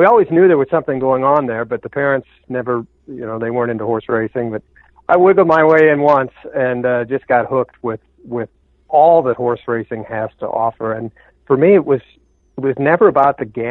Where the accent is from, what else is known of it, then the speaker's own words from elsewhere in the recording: Omaha, Nebraska, United States; I grew up in Omaha just a few blocks from the old Exarban racetrack